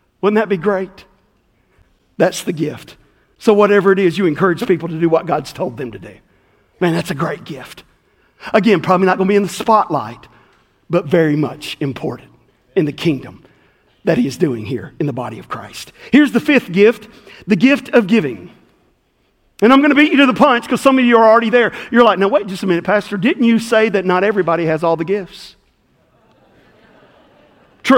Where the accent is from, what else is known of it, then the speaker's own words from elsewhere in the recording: West Tennessee, United States; the little church I grew up in West Tennessee